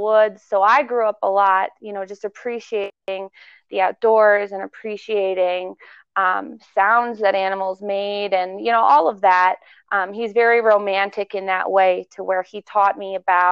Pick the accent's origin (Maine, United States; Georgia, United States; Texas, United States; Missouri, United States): Maine, United States; I was born in Maine.